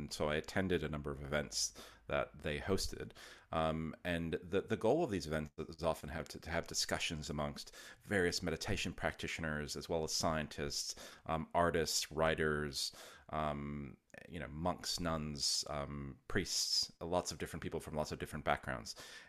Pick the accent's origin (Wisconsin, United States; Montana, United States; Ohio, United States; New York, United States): Wisconsin, United States; So I'm originally from the US. I grew up in Wisconsin.